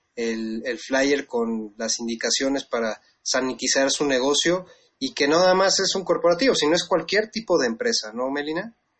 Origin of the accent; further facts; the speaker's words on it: Mexico; nuestra obligación como mexicanos